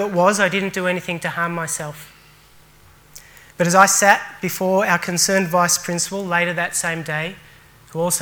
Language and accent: English; Australia; also born or lived in Sri Lanka; I was born in Sri Lanka and moved to Australia when I was just 8 months